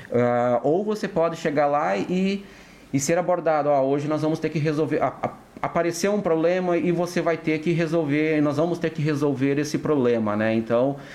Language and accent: Portuguese; Francisco Beltrão, Paraná, Brazil; nascido e criado é, em Francisco Beltrão